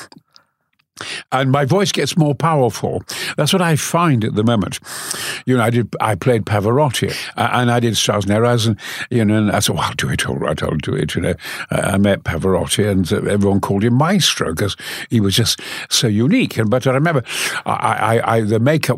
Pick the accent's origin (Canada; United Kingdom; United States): United Kingdom; Goldthorpe, Yorkshire and the Humber; also born or lived in Mexborough; lived in Goforth